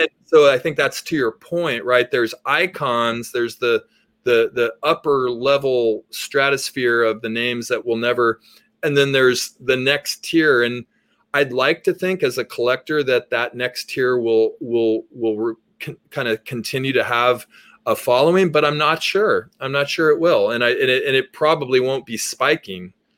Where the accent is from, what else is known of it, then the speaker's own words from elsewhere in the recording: Berkeley, California, United States; I grew up in Berkeley